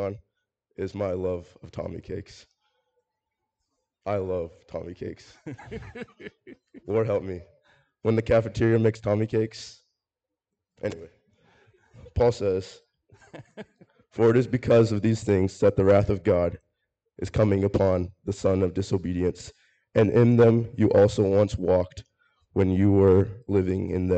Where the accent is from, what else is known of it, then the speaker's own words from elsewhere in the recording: Albion, Nebraska, United States; I'm from Albion, Nebraska.